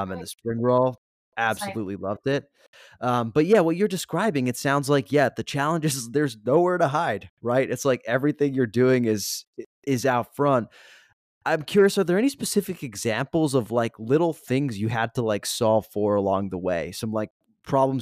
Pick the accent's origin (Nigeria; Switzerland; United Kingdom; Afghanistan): Switzerland; now in Los Angeles, United States; I was growing up in Switzerland